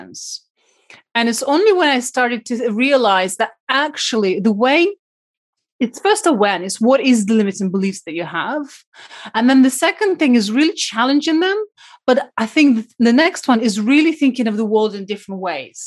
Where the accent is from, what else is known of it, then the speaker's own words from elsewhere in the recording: Siberia, Russia; moved away; I was brought up in Siberia during communism time.